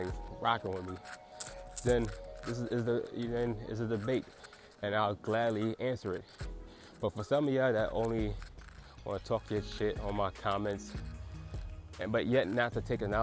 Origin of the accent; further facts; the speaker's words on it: United States; I'm still an American, so as an American